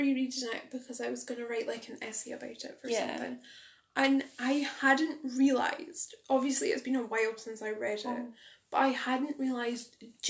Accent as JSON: {"language": "English", "region": "Scotland", "country": "United Kingdom", "said": "As someone who's Scottish."}